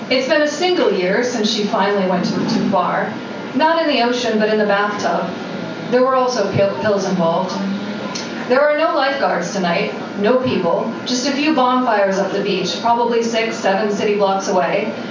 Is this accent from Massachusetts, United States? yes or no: yes; Waltham, Massachusetts, United States; I used to swim when I was younger, a little girl growing up in Waltham, Massachusetts, I was on the swim team.